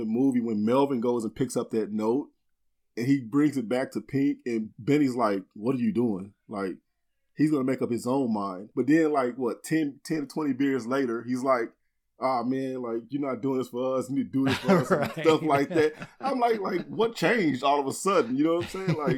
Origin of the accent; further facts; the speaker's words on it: Austin, Texas, United States; I grew up in Austin, born and raised